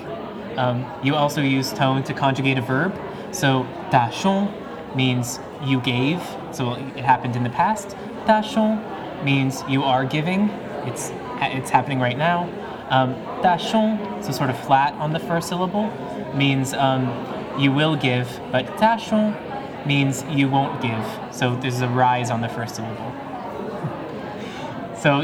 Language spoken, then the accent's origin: English; Concord, California, United States; also born or lived in Walnut Creek; I'm from the East Bay, Concord, Walnut Creek